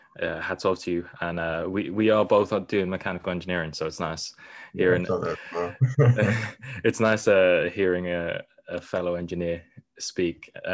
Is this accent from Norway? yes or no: yes; Norway; born there; I was born in Norway and essentially the same thing. I never got a Norwegian passport even though I was born there.